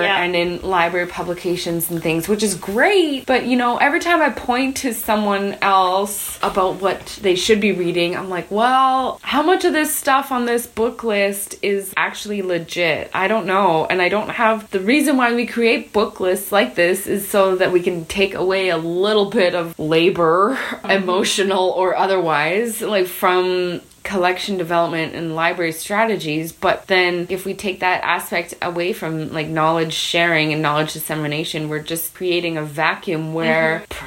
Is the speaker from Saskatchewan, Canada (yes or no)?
yes; Grey Owl's alleged territory, Saskatchewan, Canada; I'm from Gray Owl's alleged territory